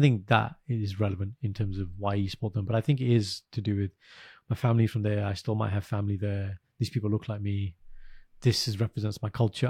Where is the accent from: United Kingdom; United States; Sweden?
United Kingdom; I'm British, I live here, I support England.